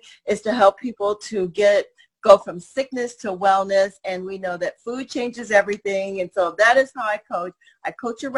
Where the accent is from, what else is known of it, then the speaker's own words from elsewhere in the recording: Cincinnati, Ohio, United States; now in Springfield, United States; I am from Cincinnati, Ohio, but I live in Springfield, Missouri